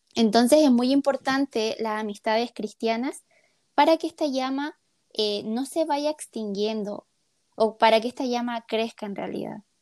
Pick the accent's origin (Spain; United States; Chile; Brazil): Chile; la mayoría somos chilenos